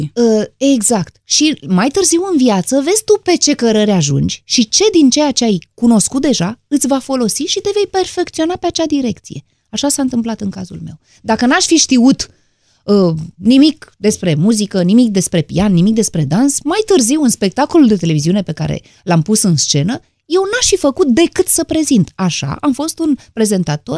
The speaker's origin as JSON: {"language": "Romanian", "country": "Romania", "said": "din România"}